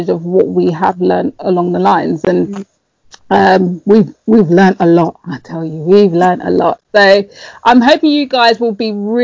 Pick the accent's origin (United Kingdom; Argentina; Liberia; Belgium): United Kingdom; London; moved away as an adult; also born or lived in Tottenham; I wasn't brought up in Tottenham. I was brought up in Hackney